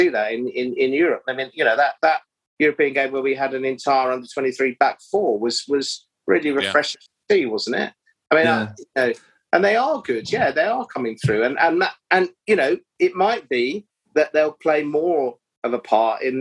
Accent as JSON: {"language": "English", "town": "Bromley", "region": "London", "country": "United Kingdom", "tie": "born or raised there", "said": "Bromley, who's my hometown club"}